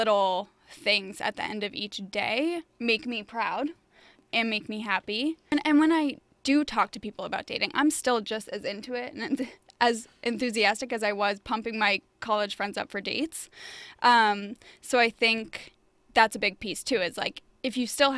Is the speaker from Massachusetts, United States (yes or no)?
yes; Boston, Massachusetts, United States; now in New York, United States; I'm from Boston